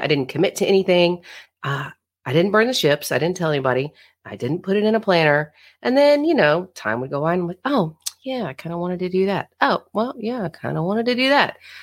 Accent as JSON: {"language": "English", "region": "Florida", "country": "United States", "tie": "born or raised there", "moved": "yes", "lives_now": "Fort Leonard Wood, United States", "said": "I'm from Florida, I'm from the beach, you know, water, swimming, all the things. Grew up water baby."}